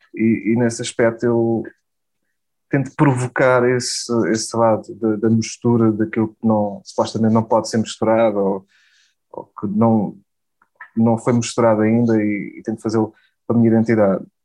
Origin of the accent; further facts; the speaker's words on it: Portugal; falo português, sou português